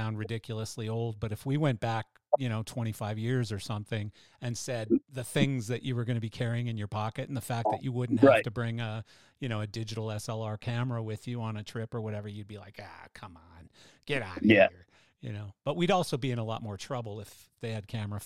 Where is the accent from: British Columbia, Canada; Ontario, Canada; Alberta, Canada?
Alberta, Canada; Calgary; moved away; I grew up in Calgary